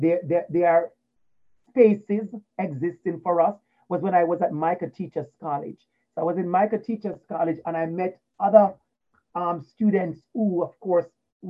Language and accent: English; Portmore, Saint Catherine, Jamaica; moved away; I grew up in Portmore in Waterford.